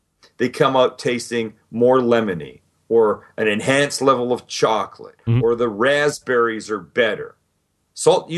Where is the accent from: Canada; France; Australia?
Canada; Vancouver, British Columbia; I grew up in Vancouver, Canada.